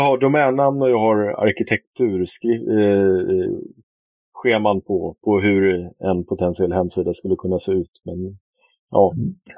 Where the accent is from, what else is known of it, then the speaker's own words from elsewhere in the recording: Sweden; Jag är svensk.